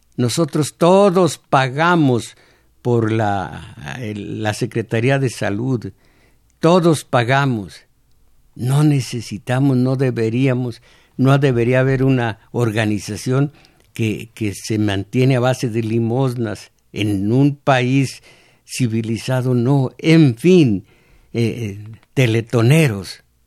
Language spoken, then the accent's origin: Spanish; Mexico; esos somos los mexicanos, el pueblo inocente